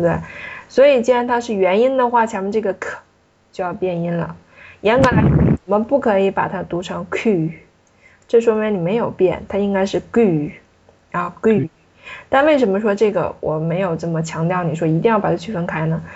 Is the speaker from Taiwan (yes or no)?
no; China; 尤其对我们中国人来说是比较有难度的。